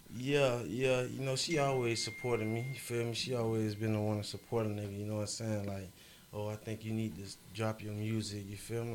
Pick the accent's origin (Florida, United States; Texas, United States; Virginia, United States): Florida, United States; Fort Lauderdale; I'm from Broward County, Florida